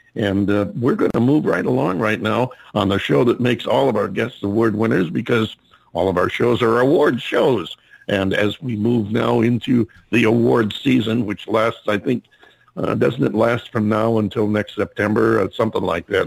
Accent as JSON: {"language": "English", "region": "upstate New York", "country": "United States", "moved": "yes", "lives_now": "Phoenix, United States", "said": "I'm from upstate New York"}